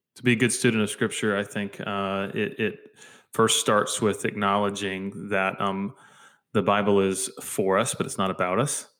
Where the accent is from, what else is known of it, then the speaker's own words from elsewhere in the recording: United States; as American believers